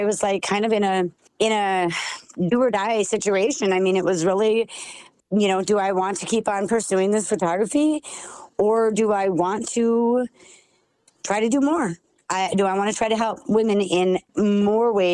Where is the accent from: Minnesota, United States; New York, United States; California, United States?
Minnesota, United States; Sauk Centre; I am from Sauk Center, Minnesota